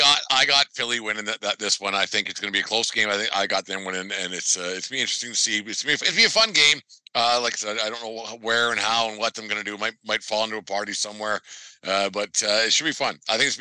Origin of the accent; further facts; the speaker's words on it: Canada; It's all we have as white Canadian males.